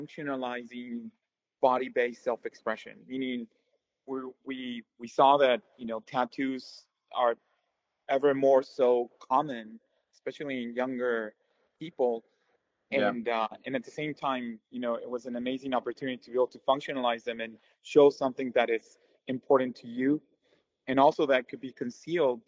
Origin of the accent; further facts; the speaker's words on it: Mexico; moved away as an adult; also born or lived in United States; I'm originally from Mexico, where I did my undergrad